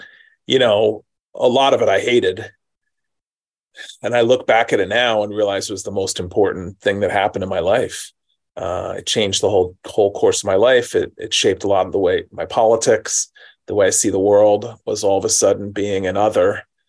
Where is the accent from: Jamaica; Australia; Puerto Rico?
Puerto Rico; also born or lived in New York City / Philadelphia; I was born in the Bronx. I have six brothers and sisters. And we moved all around the East Coast as a child. I lived in New York and Philadelphia. And then when I was in high school, my parents moved to Puerto Rico.